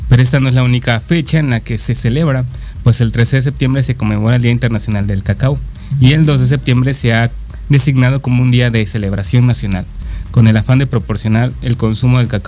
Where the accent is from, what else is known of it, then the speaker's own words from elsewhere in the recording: Veracruz, Mexico; De mi tierra.